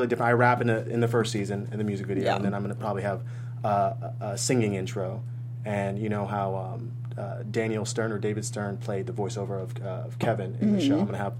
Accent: Japan; Well, I grew up overseas in Japan, and I only had a couple TV shows to watch

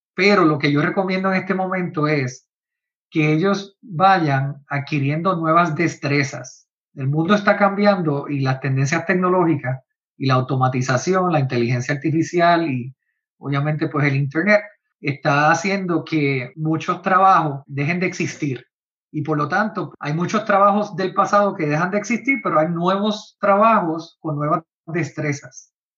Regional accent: Puerto Rico; en Puerto Rico, de donde yo soy

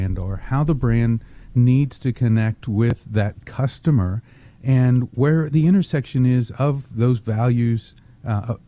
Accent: Texas, United States; I was born in Texas. I grew up speaking both English and Spanish

